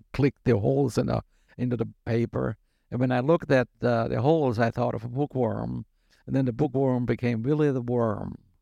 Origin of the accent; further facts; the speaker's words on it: Germany; moved away as an adult; also born or lived in Syracuse, New York, United States; now in United States; I was born in the United States to German immigrant parents, and when I was six years old and going to first grade here, they went back to Germany. So from age six to 22, I lived in Germany